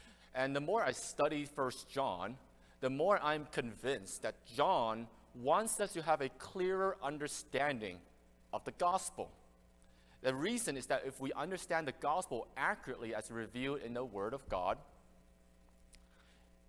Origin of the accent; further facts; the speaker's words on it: Canada; also born or lived in Hong Kong; I came to Canada when I was very young